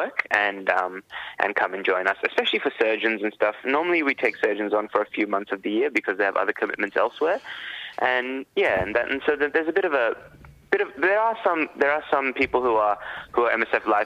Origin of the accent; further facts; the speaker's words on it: Sri Lanka; now in Sydney, Australia; I'm a Tamil. I'm from Sri Lanka, and I really witnessed the horrors that, you know, my people went through